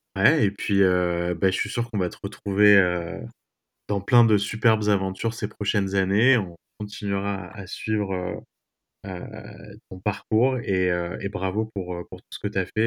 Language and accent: French; France; moved away as an adult; now in New York, United States; je suis d'origine, évidemment, française. Maintenant, je suis devenu américain aussi. Et, euh, bah, je me sens chez moi à New York